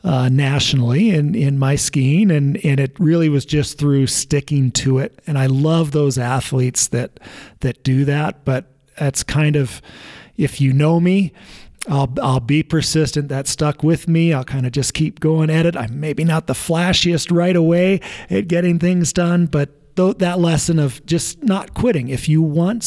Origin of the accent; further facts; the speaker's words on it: Evergreen, Colorado, United States; I grew up in Evergreen and ski raced at Winter Park